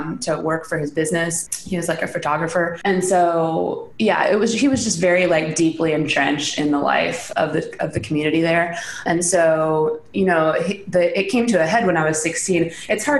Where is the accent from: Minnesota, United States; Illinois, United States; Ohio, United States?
Illinois, United States; Central; I was raised in Central Illinois and I am the oldest of seven.